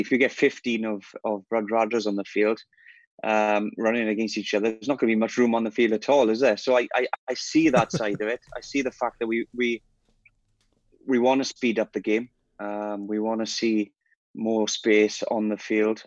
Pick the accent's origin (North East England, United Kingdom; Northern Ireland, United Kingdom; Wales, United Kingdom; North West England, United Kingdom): Wales, United Kingdom; I'm Welsh